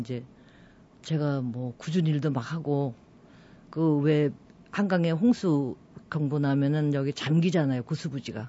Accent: Seoul, South Korea; moved away as an adult; also born or lived in Goseong County, South Gyeongsang; 서울서 이제 쭉 살았었거든요. 제가 서울에. 원래 네. 서울 토백이

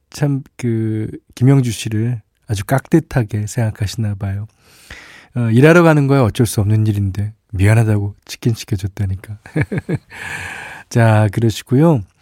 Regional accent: Busan, South Korea; moved away; 저는 고향이 부산인데요. 어, 처음 부산을 떠나 맞이했던 그 낯설고 들뜬 명절이 기억납니다.

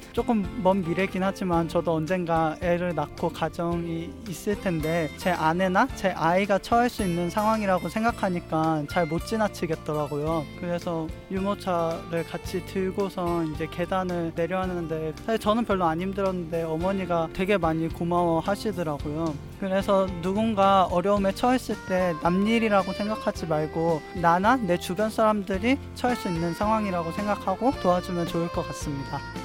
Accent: Busan, South Korea; 저는 부산에서 온

